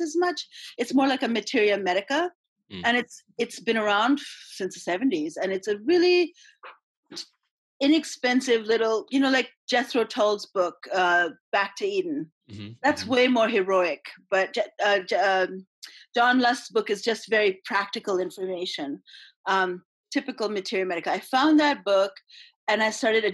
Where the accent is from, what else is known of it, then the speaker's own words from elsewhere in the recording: India; moved away; I came from India